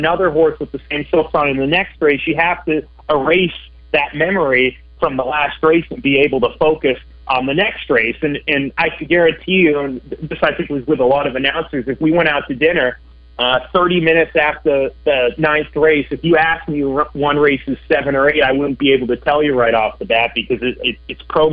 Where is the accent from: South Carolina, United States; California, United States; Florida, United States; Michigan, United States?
California, United States; San Diego; I'm from San Diego, so I grew up maybe 3 to 5 miles away from a racetrack called Del Mar Racetrack.